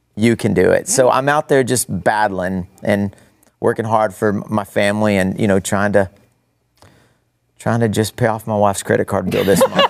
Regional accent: Amarillo, Texas, United States; also born or lived in Odessa, Texas; I grew up in Amarillo, but my grandparents from Odessa.

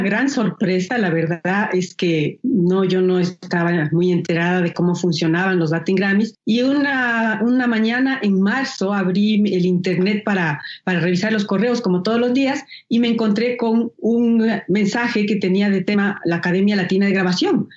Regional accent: Ecuador; soy una artista ecuatoriana

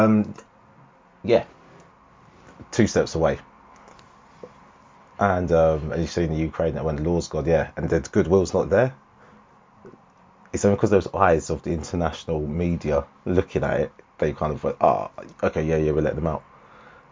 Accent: United Kingdom; here in the UK

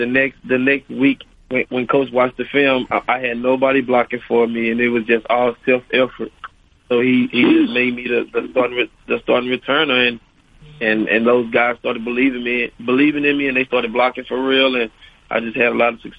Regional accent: Monroe, Louisiana, United States; I'm from Monroe, Louisiana, actually.

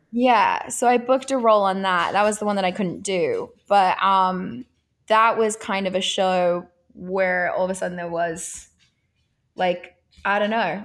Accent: Australia; moved away as an adult; also born or lived in Italy; now in United States; I am Australian and I, I grew up there.

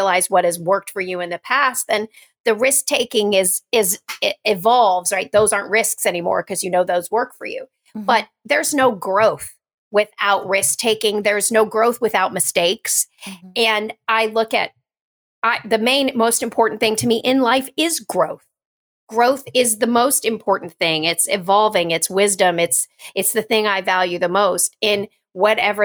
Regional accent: Kentucky, United States; moved away; also born or lived in New York; I'm from Kentucky. I grew up prior to coming to New York and getting into Broadway on bluegrass and country music

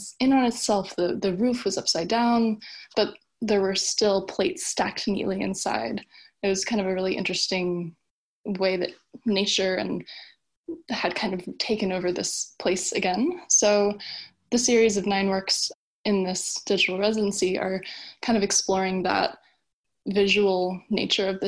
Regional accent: Wilmington, Delaware, United States; moved away as an adult; also born or lived in southern New Jersey / Newport, Delaware / Washington, D.C.; now in Catskill, New York, United States; I grew up in Wilmington, Delaware, and moved around in kind of different situations.

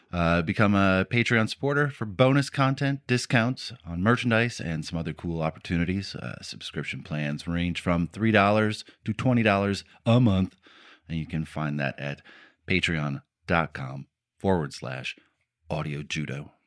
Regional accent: Warren, Michigan, United States; I was born personally in Warren, Michigan

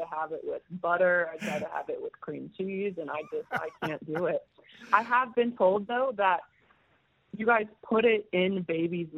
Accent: Edmond, Oklahoma, United States; moved away as an adult; now in Brisbane, Australia; I'm from Edmond, which is right outside Oklahoma City.

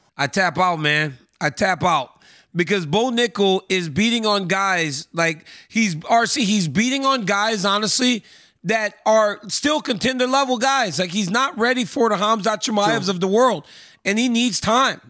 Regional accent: Louisiana, United States; I'm from Louisiana

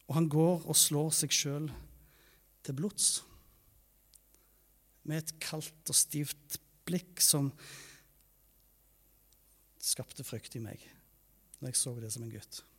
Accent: Taiwan; Jeg vokste opp i Taiwan som misjonærbarn der.

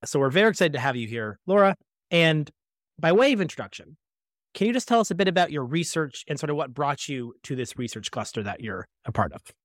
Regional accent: Toronto, Ontario, Canada; I grew up in Scarborough

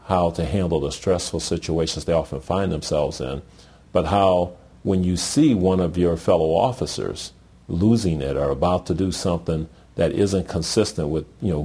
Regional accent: Deep South, United States; I was raised in the Deep South

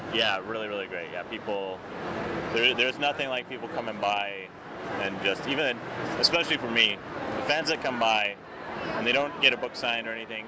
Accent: Canadian Prairies, Canada; my growing up on the Canadian prairies

